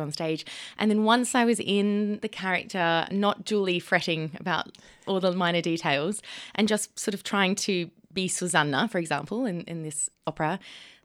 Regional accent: Brisbane, Queensland, Australia; also born or lived in Sydney; I was born in Sydney, but I actually grew up on 12 acres just outside of Brisbane

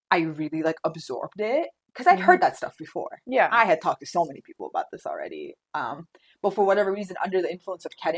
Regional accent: Orange County, California, United States; also born or lived in North Hollywood; when I moved back home, when I moved back to Orange County from North Hollywood

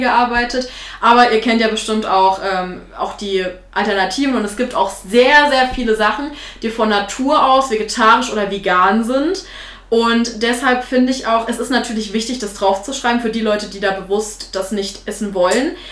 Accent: Thuringia, Germany; Ich bin Thüringerin

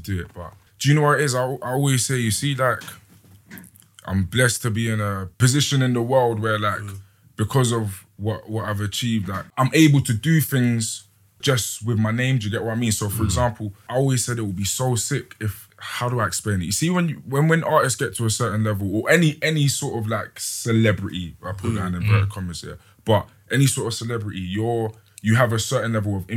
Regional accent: London, United Kingdom; I'm an MC from South London.

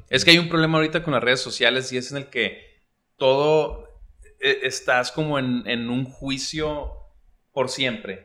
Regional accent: Mexico; los mexicanos somos más sensatos

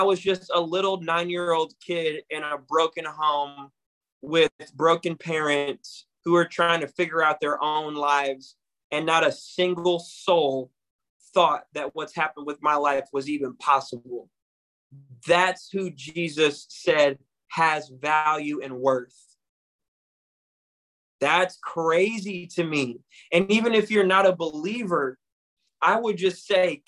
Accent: Battle Creek, Michigan, United States; I'm from Battle Creek, Michigan, a city that is known as a factory town

